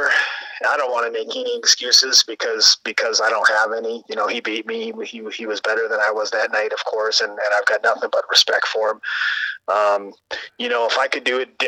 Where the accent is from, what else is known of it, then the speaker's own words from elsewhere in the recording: Midwest, United States; we come from the Midwest